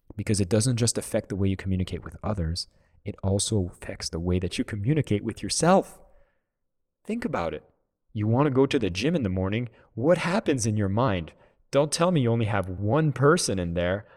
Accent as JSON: {"language": "English", "country": "Canada", "said": "I'm from Canada"}